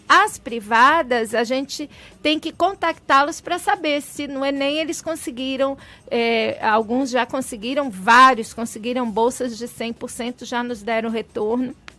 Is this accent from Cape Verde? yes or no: no; Baixada Fluminense, Rio de Janeiro, Brazil; eu sou menina de periferia do Rio de Janeiro, eu nasci na Baixada Fluminense